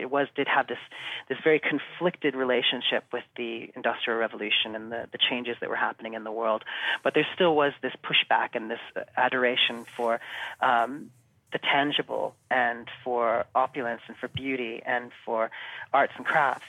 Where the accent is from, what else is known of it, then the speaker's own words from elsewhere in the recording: United States; moved away as an adult; also born or lived in New Zealand; now in London, United Kingdom; I was born in America and okay. um, mm-hmm. lived there for um, you know all up, into my into my twenties